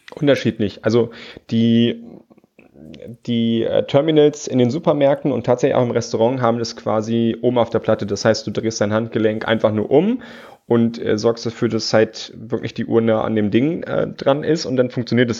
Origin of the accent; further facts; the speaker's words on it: Germany; bei uns in Deutschland